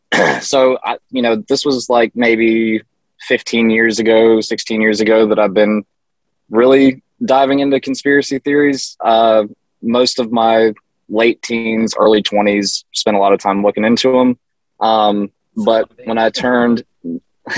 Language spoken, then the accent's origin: English; the South, United States; growing up in the South